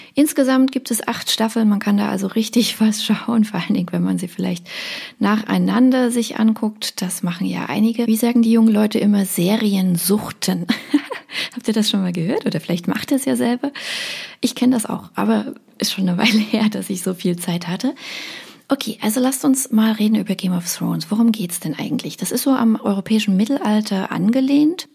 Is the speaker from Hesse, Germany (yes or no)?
no; Dresden, Saxony, Germany; ich bin Dresdnerin